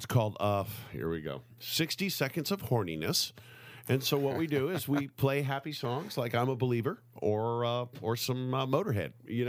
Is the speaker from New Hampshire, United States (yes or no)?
yes; New Hampshire, United States; now in Napa Valley, United States; I'm from New Hampshire.